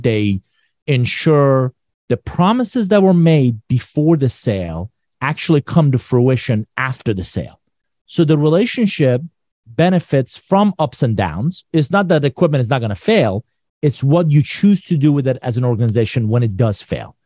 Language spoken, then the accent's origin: English; Iran; moved away; I'm originally from Iran.